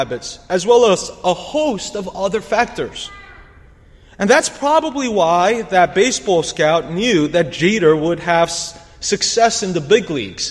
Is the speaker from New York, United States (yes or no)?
yes; New York City, New York, United States; As a New Yorker